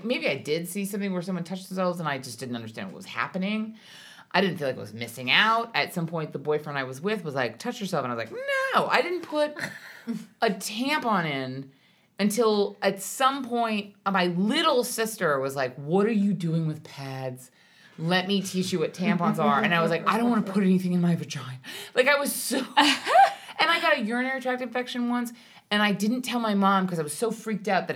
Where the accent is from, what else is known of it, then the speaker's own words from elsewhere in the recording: Hawaii, United States; My mom's partly Irish, but I grew up in Hawaii